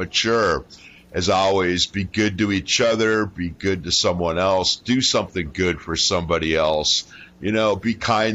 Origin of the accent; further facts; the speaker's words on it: Detroit, Michigan, United States; I'm from Detroit